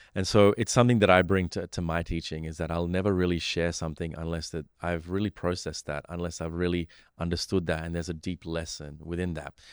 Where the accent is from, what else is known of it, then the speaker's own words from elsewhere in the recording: Australia; also born or lived in Sri Lanka; I grew up in Australia